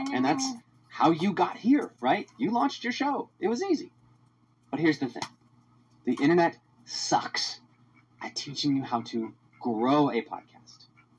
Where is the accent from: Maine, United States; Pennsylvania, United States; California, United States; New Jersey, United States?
Pennsylvania, United States; Philadelphia; Believe it or not, I was super passionate about my hometown of Philadelphia.